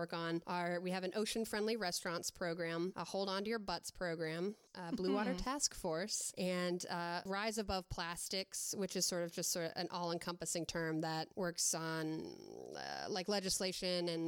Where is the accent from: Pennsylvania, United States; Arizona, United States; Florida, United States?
Florida, United States; moved away as an adult; now in Olympia, United States; I'm originally from Florida